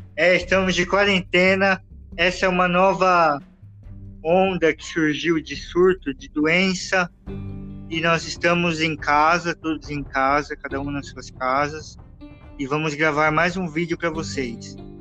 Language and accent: Portuguese; São Paulo, Brazil; Nós somos de São Paulo, estamos aqui na capital